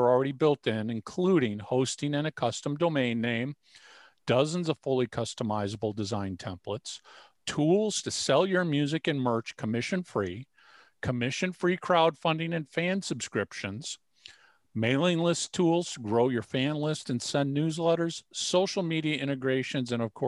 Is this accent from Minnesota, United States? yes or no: yes; Minnesota, United States; And I was born and raised in Minnesota.